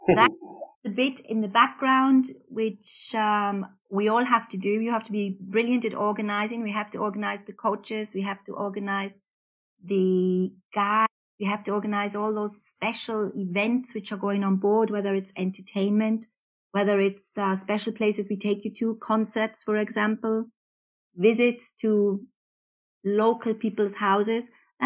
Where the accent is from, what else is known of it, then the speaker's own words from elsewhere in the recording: Newcastle, North East England, United Kingdom; accent: Geordie; moved away as an adult; now in Austria; Well, actually, I'm from the UK, from Newcastle. I have lost my Geordie accent somewhat.